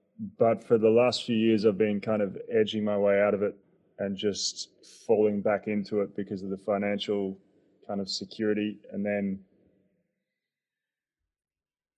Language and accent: English; Melbourne, Victoria, Australia; accent: Aussie; moved away as an adult; also born or lived in Perth / New York; now in Berlin, Germany; Grew up in Melbourne most part of my life, and then ended up in Perth to study